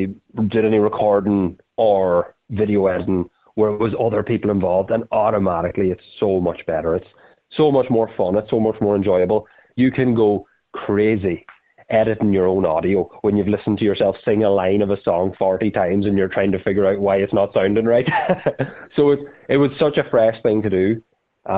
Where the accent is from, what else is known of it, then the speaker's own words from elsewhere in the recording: Ireland; we're from Ireland